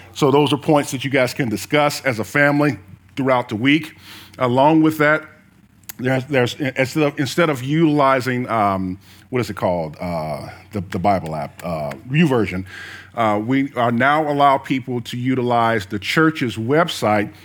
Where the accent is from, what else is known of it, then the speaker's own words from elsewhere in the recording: the South, United States; I was born in the South